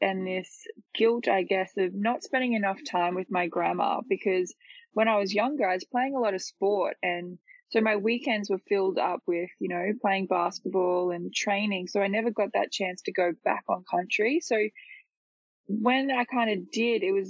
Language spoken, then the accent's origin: English; Ipswich, Queensland, Australia; But I grew up in Ipswich, so I've lived in Ipswich my whole life